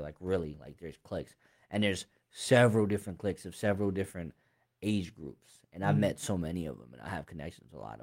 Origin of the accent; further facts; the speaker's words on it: Harrisburg, Pennsylvania, United States; I'm from Harrisburg. I ain't from nowhere else. I've never been nowhere else. Like, I'm born and raised Harrisburg.